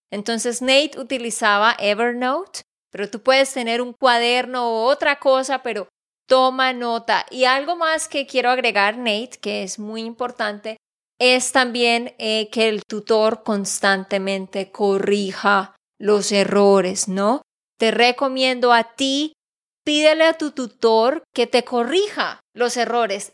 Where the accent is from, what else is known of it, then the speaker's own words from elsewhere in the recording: Santander, Colombia; de Santander, Colombia